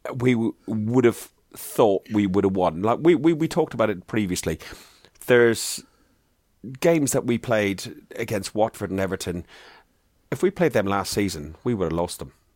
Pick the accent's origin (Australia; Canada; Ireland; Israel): Ireland; I'm proud of being Irish